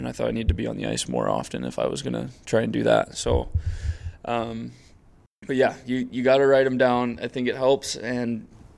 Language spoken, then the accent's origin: English; San Diego, California, United States; moved away; I was from San Diego